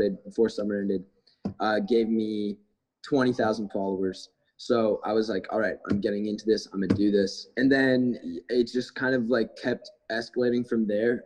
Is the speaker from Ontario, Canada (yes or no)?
yes; Cobourg, Ontario, Canada; now in Los Angeles, United States; I'm from outside of Toronto. It's about an hour and a half east. It's called Coburg, very small town